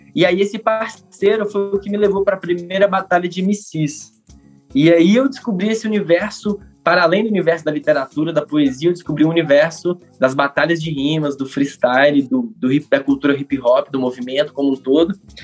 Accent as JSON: {"language": "Portuguese", "region": "Minas Gerais", "country": "Brazil", "moved": "yes", "lives_now": "Brasília, Brazil", "said": "Como um bom mineiro"}